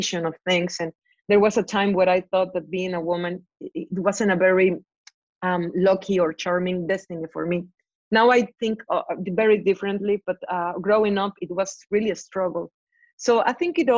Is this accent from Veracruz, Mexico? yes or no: yes; Veracruz, Mexico; growing up in Veracruz in the 90s